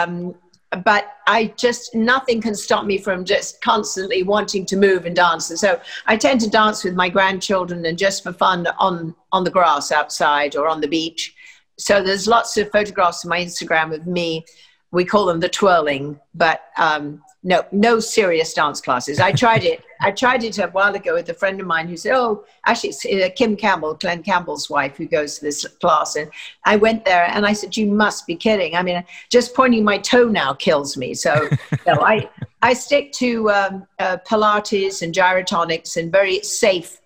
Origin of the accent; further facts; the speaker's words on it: London, United Kingdom; accent: English; moved away as an adult; also born or lived in Hillingdon, Middlesex; I was born actually in Hillingdon, Middlesex, lived in a semi-detached in Merton Park, and just had a very regular life